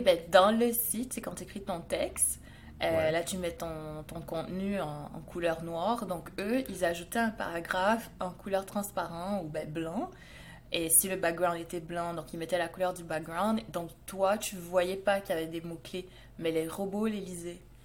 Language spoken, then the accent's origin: French; Montreal, Quebec, Canada; je viens du Canada, à Montréal